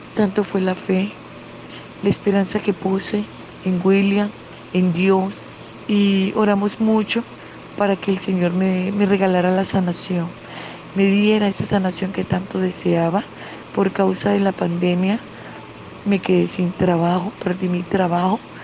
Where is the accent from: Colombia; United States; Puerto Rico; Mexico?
Colombia; soy de Colombia